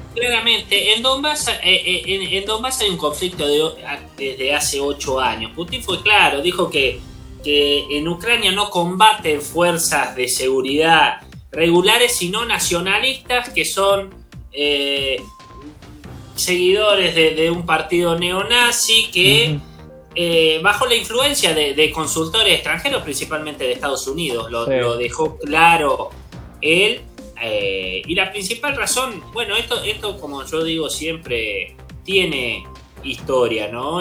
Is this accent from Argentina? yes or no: yes; Zárate, Buenos Aires Province, Argentina; de Zárate, licenciado en Relaciones Internacionales